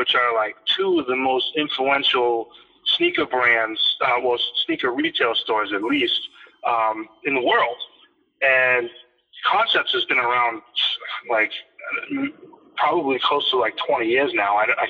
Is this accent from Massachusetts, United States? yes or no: yes; Boston, Massachusetts, United States; Yeah, I mean, it definitely is. Like, Boston's got it, especially like sneakers.